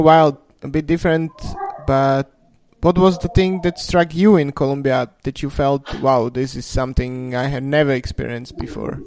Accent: Slovakia; I come from Slovakia

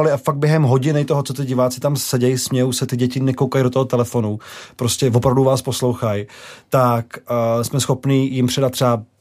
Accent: Prague, Czechia; Já jsem byl z Prahy

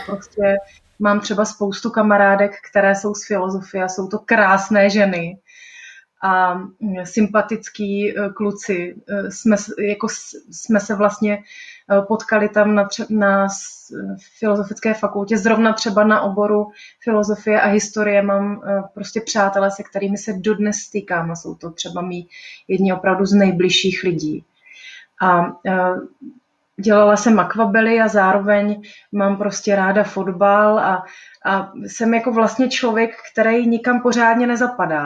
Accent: Brno, South Moravian Region, Czechia; moved away as an adult; now in Prague, Czech Republic; Já jsem se narodila v Brně, mám Brno hrozně ráda

